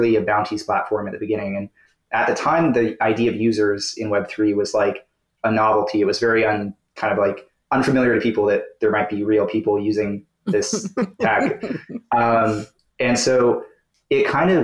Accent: Toronto, Ontario, Canada; Toronto is sort of where I've called home actually my whole life

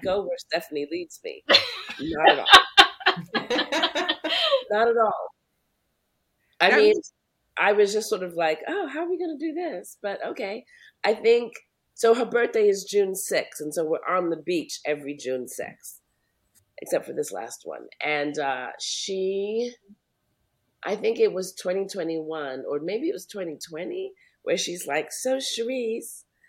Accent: Montserrat; because I'm from Montserrat, I think I really have a sense of Montserrat being my homeland

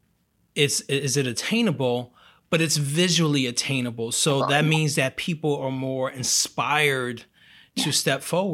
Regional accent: Brazil; moved away; I'm from Brazil

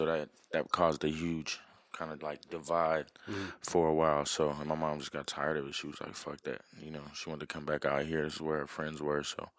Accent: Minneapolis, Minnesota, United States; also born or lived in Jamaica; now in Tucson, United States; I was born here in Tucson. We lived here for probably like a year or two. We moved to Jamaica for a little bit, and then we moved to Minneapolis, and that's where I grew up.

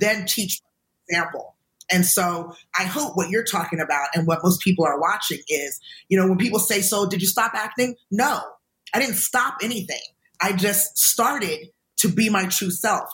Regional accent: United States; from being an American

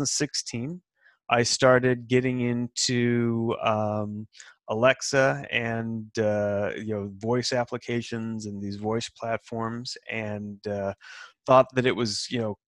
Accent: Salt Lake City, Utah, United States; moved away as an adult; also born or lived in California; now in Seattle, United States; I'm actually from Salt Lake City and grew up in Utah and spent some time in California

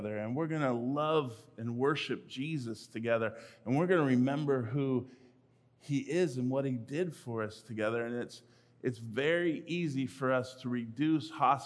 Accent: California, United States; I grew up in California

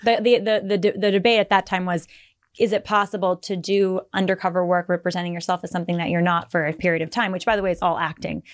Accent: Bay Area, California, United States; I'm from the Bay

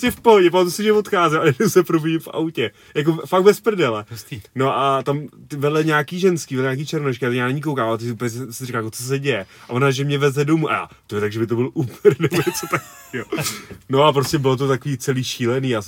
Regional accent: Czechia; jsem z České republiky

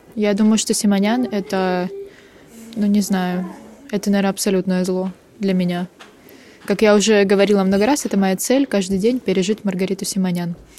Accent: Ukraine; я из Украины.

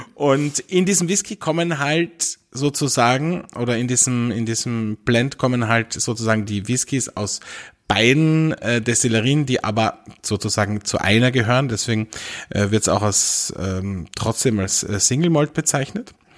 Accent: Austria; bei uns in Österreich

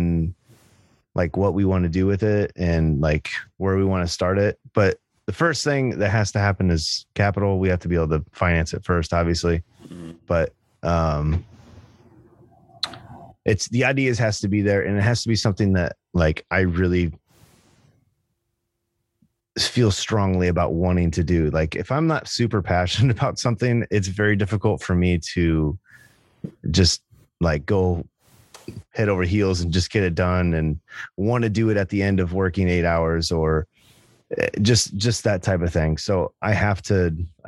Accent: Indiana, United States; I'm from Indiana

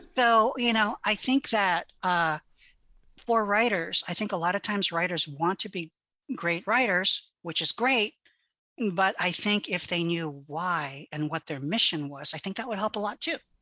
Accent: Hawaii, United States; first language Hawaiian Pidgin; English is a second language

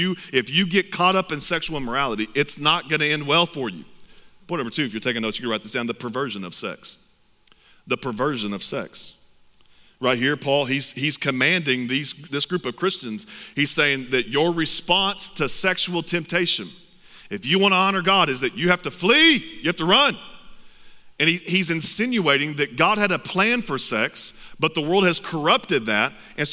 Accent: Texas, United States; I'm from Texas. I'm proud to be from Texas.

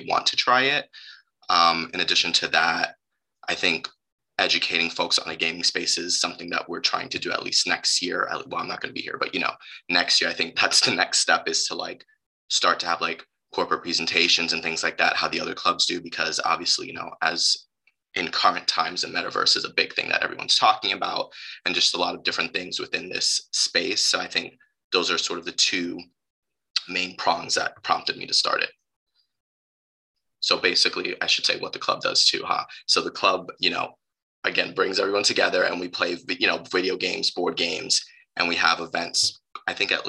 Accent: New York City, New York, United States; moved away as an adult; now in Ann Arbor, United States; I am from New York City

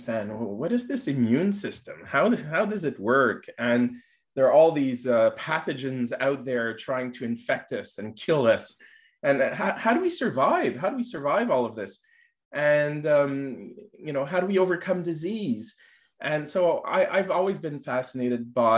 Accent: Montreal, Quebec, Canada; I'm born in Montreal. I was raised in Montreal

